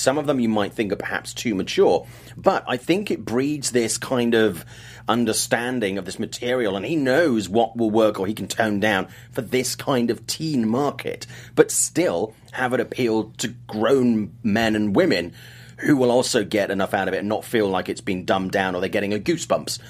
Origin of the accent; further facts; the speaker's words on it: United Kingdom; I'm British